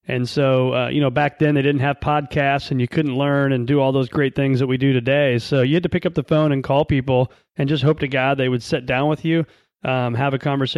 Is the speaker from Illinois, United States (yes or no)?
yes; Illinois, United States; I was born in a small town, born and raised in Northern Illinois, and then actually raised in central part of Illinois.